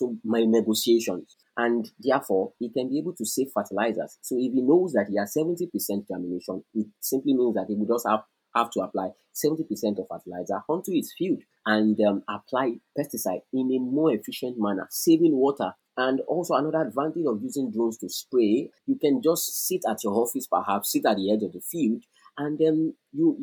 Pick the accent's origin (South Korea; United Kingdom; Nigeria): Nigeria; I am a Nigerian, living and working in Nigeria